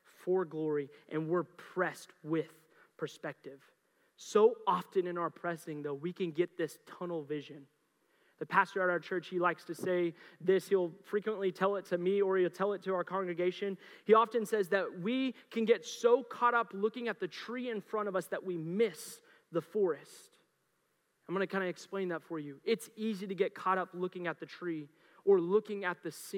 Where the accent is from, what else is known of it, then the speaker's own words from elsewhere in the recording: Mustang, Oklahoma, United States; now in Colorado, United States; I grew up in Oklahoma. I grew up in Mustang